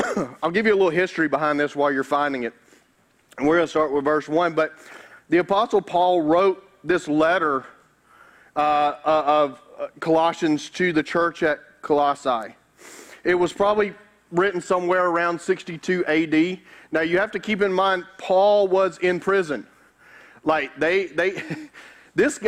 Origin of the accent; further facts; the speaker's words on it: Carroll County, Georgia, United States; I grew up in Douglasville, in Carroll County